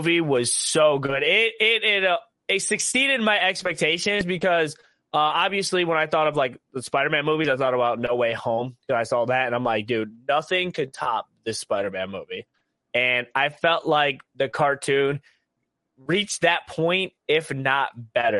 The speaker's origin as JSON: {"language": "English", "region": "Ohio", "country": "United States", "said": "we are from Ohio"}